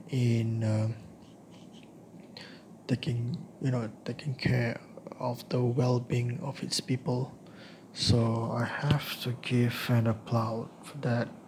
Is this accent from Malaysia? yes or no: yes; Malaysia; now in India; my experience as a Malaysian expat uh, living in India.